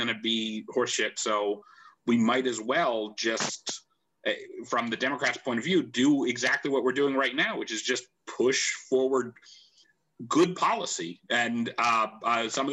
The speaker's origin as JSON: {"language": "English", "town": "Pittsburgh", "region": "Pennsylvania", "country": "United States", "tie": "born or raised there", "said": "Bill Peduto, who's a fantastic mayor of my hometown"}